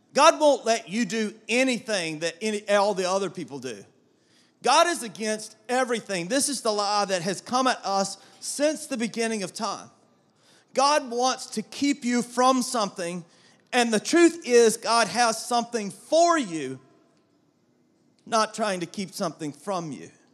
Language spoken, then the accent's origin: English; South Georgia, United States; The old King James Version that I grew up with in South Georgia